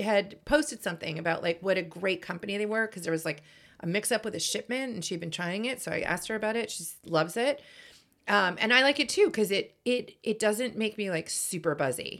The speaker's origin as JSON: {"language": "English", "town": "Boston", "region": "Massachusetts", "country": "United States", "said": "I am from Boston"}